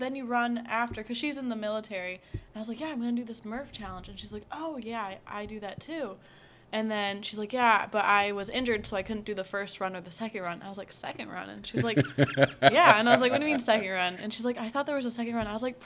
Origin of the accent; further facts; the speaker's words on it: United States; I'm raised in America